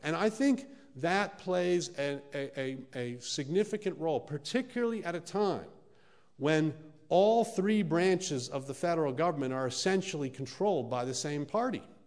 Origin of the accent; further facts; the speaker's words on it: United States; I'm an American and here I am in the heartland of America.